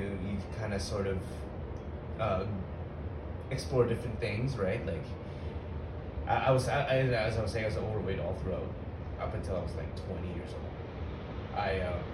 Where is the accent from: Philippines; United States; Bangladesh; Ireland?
Philippines; moved away; I was born in the Philippines